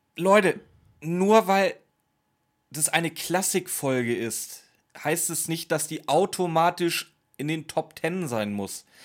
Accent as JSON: {"language": "German", "region": "Schleswig-Holstein", "country": "Germany", "said": "ich komme aus Schleswig-Holstein, wir hatten ja nichts. Wir haben heute noch nichts da oben."}